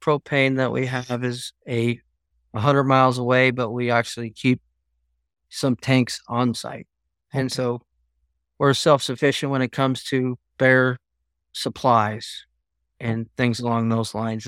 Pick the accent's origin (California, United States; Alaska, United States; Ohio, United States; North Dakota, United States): Alaska, United States; I'm from Alaska